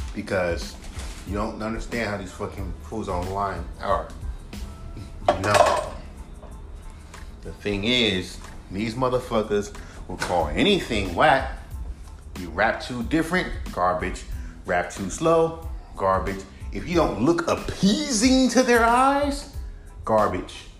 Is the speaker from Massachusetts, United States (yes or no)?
no; California, United States; I was born and raised in California.